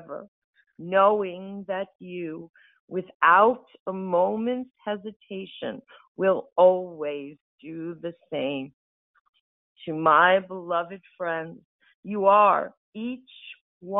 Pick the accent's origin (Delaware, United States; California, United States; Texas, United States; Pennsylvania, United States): Delaware, United States; I'm from the United States, from Delaware.